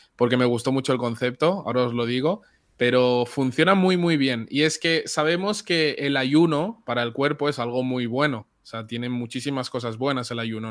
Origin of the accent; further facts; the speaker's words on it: Barcelona, Catalonia, Spain; Yo nací en Barcelona y mis papás son de República Dominicana.